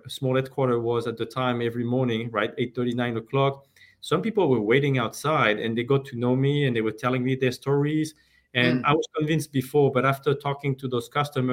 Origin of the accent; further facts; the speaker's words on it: France; moved away as an adult; now in United States; I'm originally from France. I moved to the US almost 25 years ago now